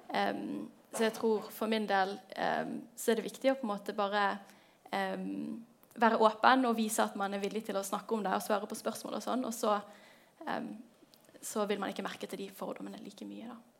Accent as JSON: {"language": "Norwegian", "town": "Bergen", "region": "Vestland", "country": "Norway", "said": "Jeg er 23 år. Jeg kommer fra Bergen"}